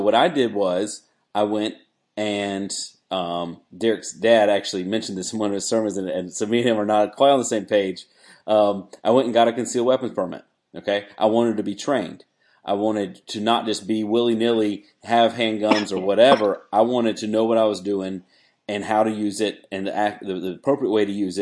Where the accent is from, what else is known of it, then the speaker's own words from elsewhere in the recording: Wilmington, United States; now in South Carolina, United States; we grew up in Wilmington